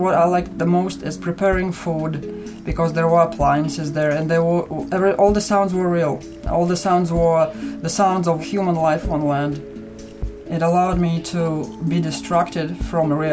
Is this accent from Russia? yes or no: yes; Russia; moved away as an adult; now in Canada; I'm Russian.